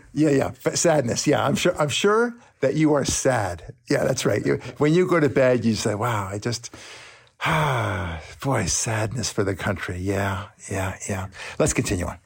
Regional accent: Israel; now in United States; I'm from Israel.

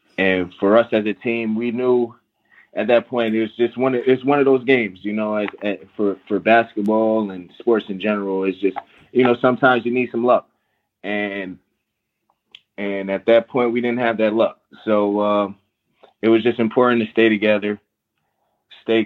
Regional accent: Sleepy Hollow / Mount Vernon, New York, United States; moved away; I grew up there, and I grew up in Mount Vernon, New York. And so I split my time between both places

